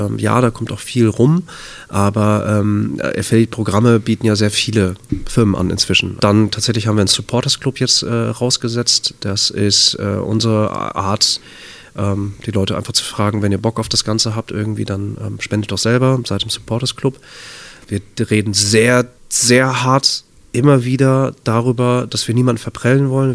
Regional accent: Bad Oeynhausen, North Rhine-Westphalia, Germany; in Bad Oeynhausen. Kleiner Kurort, äh, nördliches Nordrhein-Westfalen. Das ist meine Heimat, da bin ich aufgewachsen

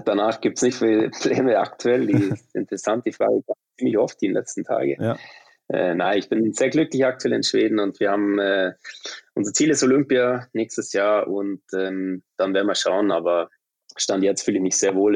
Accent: Munich, Bavaria, Germany; moved away as an adult; also born or lived in Traunstein; now in Sweden; ich bin gebürtiger Münchner tatsächlich

